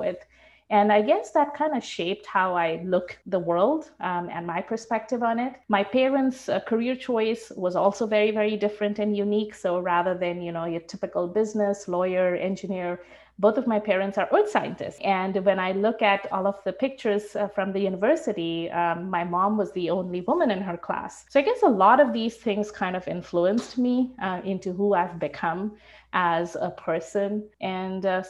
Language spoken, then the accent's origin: English; Shillong, Meghalaya, India; now in Vancouver, Canada; I grew up in India.